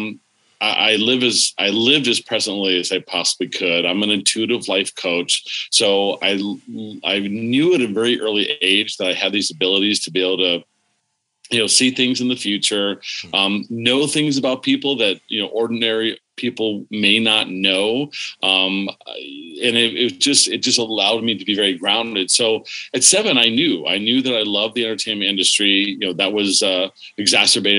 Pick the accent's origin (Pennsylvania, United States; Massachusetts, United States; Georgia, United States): Pennsylvania, United States; Warren; also born or lived in California; I was raised, born in California, but I was raised in Pennsylvania